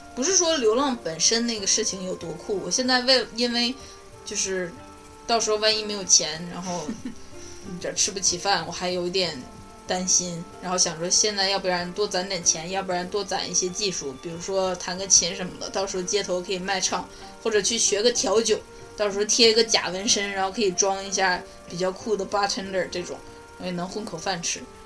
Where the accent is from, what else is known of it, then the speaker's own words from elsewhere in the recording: China; now in United States; 我在美国这儿住得也很好，但是还是很怀念国内的那种热闹